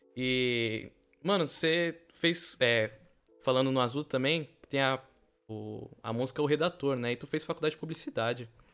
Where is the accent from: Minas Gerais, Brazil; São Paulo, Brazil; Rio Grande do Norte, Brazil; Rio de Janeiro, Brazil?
São Paulo, Brazil; São Vicente; Eu sou de São Vicente